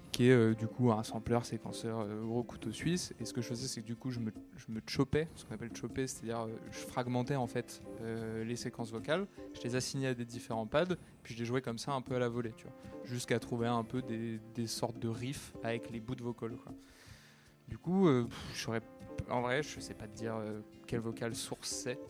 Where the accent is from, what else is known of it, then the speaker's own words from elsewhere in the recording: Paris, Île-de-France, France; Je suis né à Paris, moi. J'ai tout le temps vécu à Paris